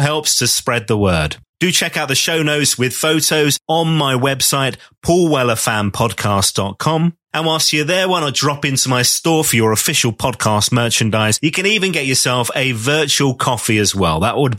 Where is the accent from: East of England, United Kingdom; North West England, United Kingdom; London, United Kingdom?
East of England, United Kingdom; born there; accent: Essex; It was an Essex thing because I was born in Essex.